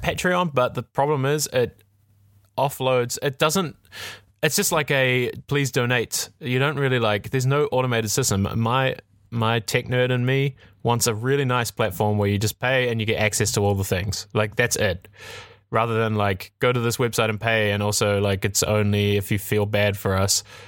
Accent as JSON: {"language": "English", "country": "New Zealand", "tie": "born or raised there", "said": "I'm from New Zealand. I grew up in a very small town"}